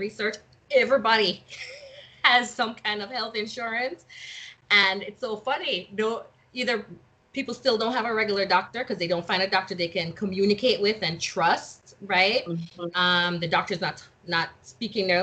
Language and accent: English; Jamaica; moved away; when I was growing up in Jamaica